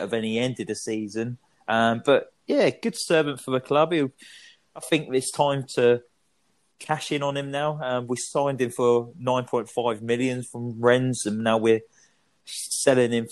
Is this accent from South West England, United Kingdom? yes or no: no; Berkhamsted, East of England, United Kingdom; we both follow Berkhamsted on Twitter and that, and that's my hometown team.